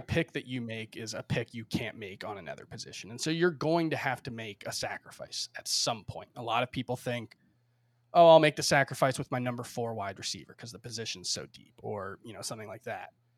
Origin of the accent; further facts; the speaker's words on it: Miami, Florida, United States; moved away as an adult; now in New York, United States; I grew up in Miami, spent thirty-one years there, uh, before I moved to New York a year and a half, almost two years ago now